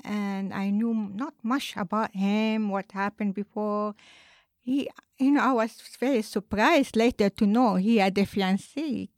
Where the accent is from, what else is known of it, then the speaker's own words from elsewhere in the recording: Lebanon; now in Japan; I'm originally from Lebanon.